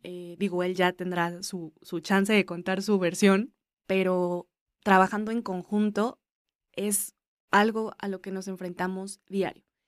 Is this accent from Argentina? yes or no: no; Mexico; somos mexicanos